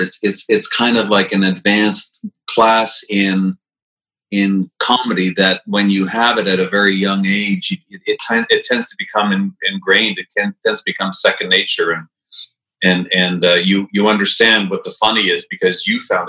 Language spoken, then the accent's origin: English; Saint-Bruno-de-Montarville, Quebec, Canada; moved away as an adult; also born or lived in Montreal / Dorval / Chambly / England; I was born in Montreal in the middle of the last century. And I first lived in Dorval, then moved to a little town outside of, on the south shore, called Chambly, and then finally to St. Bruno, which is also on the South Shore. And I lived there till 1980